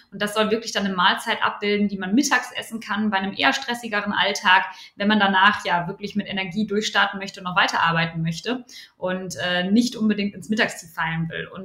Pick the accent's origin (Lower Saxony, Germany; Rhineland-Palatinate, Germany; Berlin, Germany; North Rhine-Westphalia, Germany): North Rhine-Westphalia, Germany; moved away as an adult; now in Cologne, Germany; ursprünglich komme ich aus dem Ruhrpott äh, und bin dann fürs Studium, fürs BWL-Studium an die Universität zu Köln.